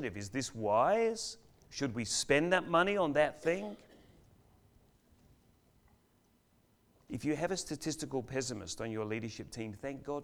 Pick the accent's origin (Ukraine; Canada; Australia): Australia; Adelaide, South Australia; now in Melbourne, Australia; We're from Adelaide